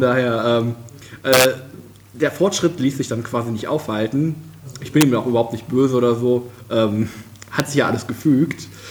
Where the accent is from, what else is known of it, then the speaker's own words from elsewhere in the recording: Krefeld, North Rhine-Westphalia, Germany; moved away as an adult; now in Kiel, Germany; aufgewachsen bin ich äh, in Krefeld. Das ist in der Nähe von Düsseldorf. Ähm, hab da auch äh, ja, quasi meine Kindheit verbracht